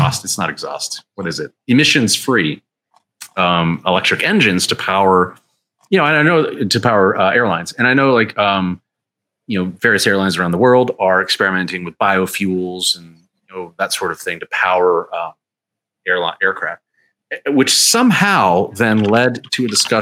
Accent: Canada; I'm Canadian

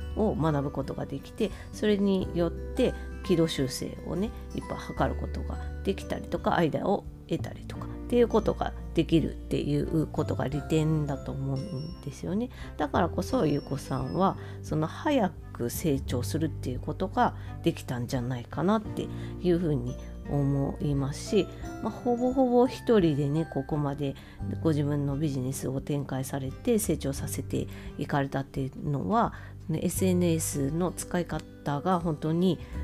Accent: Hokkaido, Japan; also born or lived in Sapporo; 北海道民としては

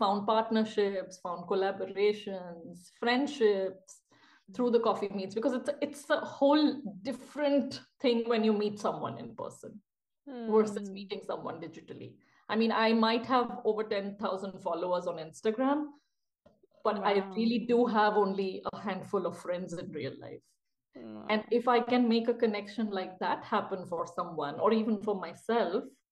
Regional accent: India; moved away as an adult; also born or lived in Bangalore; now in Basel, Switzerland; I come from India

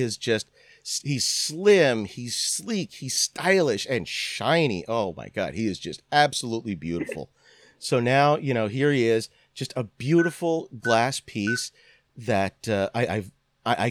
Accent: Northampton, Pennsylvania, United States; moved away; I am originally from Lehigh Valley, Pennsylvania

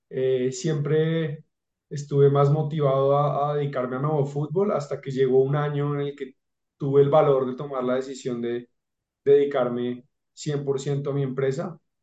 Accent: Bogotá, Colombia; yo soy de Bogotá

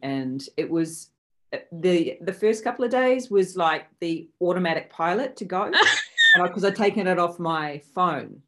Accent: New Zealand; also born or lived in Sydney, Australia; I am a Kiwi. However, I live between New Zealand and Sydney, Australia

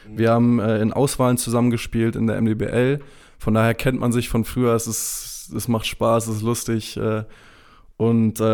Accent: Lübeck, Schleswig-Holstein, Germany; Dazu muss ich sagen, ich bin in Lübeck aufgewachsen, ich bin sehr verwöhnt.

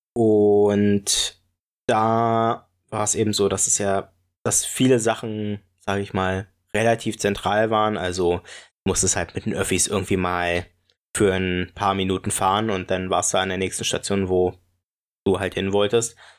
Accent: Brieselang, Brandenburg, Germany; moved away; aus meiner Heimatgemeinde ähm, und also aus meiner alten Heimat

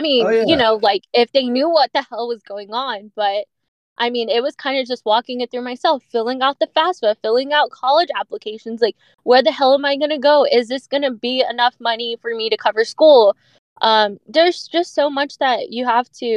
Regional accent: Dallas, Texas, United States; I grew up in Oak Cliff

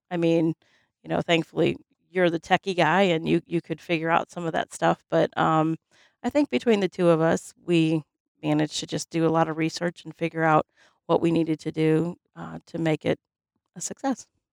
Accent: Highland, United States; growing up in Highland, um, you know, there was, we had a roller skating rink

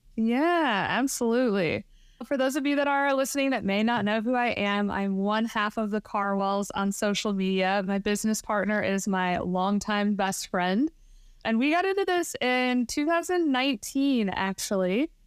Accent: Michigan, United States; moved away as an adult; also born or lived in Texas; Emily and I both were born and raised in Michigan

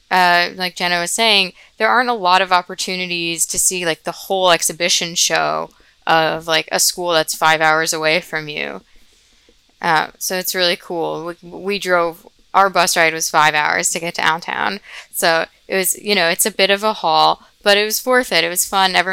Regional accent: New Jersey, United States; I'm also from New Jersey.

